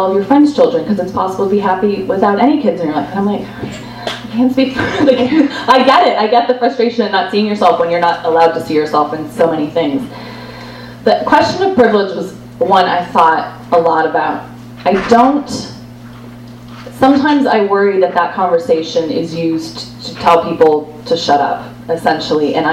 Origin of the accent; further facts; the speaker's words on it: Canada; now in United States; I am Canadian, so I'm technically, I'm technically an immigrant.